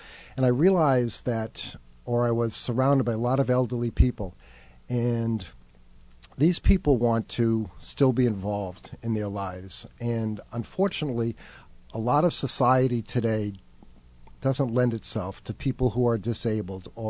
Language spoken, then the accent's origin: English; Rumford, Rhode Island, United States; moved away as an adult; also born or lived in Cape Cod, Massachusetts; I was born and bred in Rumford, Rhode Island.